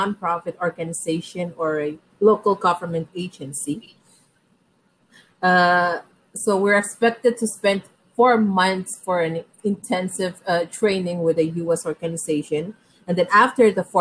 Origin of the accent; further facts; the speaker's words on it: Pohnpei, Micronesia; born and raised in Pohnpei.